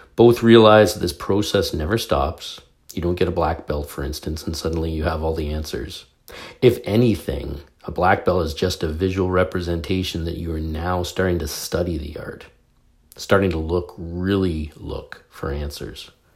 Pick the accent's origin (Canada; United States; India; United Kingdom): Canada; I'm a Canadian.